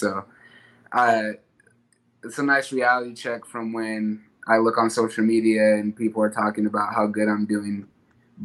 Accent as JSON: {"language": "English", "town": "Tucson", "region": "Arizona", "country": "United States", "tie": "born or raised there", "said": "come back and continue to represent my hometown"}